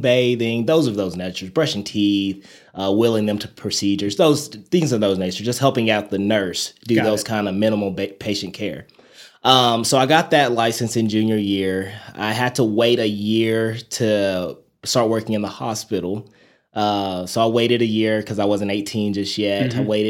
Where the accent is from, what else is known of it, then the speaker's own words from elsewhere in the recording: Amarillo, Texas, United States; Like, people ask me, where are you from? I'm like, Amarillo, Texas. And they're like, where the heck is that at? And I'm like, it's like in the top of Texas.